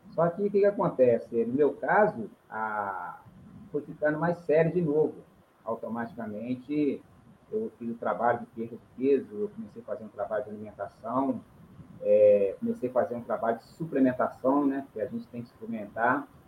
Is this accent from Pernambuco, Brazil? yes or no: no; João Monlevade, Minas Gerais, Brazil; moved away as an adult; now in Espírito Santo, Brazil; venho da cidade de João Levade, aí, Minas Gerais